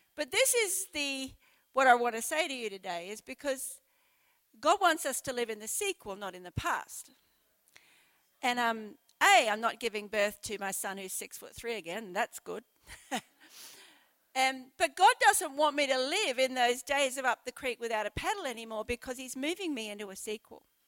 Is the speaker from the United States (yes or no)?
no; Brisbane, Queensland, Australia; moved away as an adult; also born or lived in Sheffield, United Kingdom; now in Port Lincoln, Australia; I was brought up in Brisbane in the subtropics